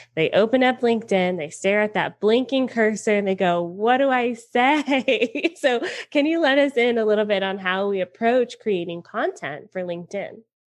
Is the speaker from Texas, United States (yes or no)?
no; Atlanta, Georgia, United States; I'm from Atlanta.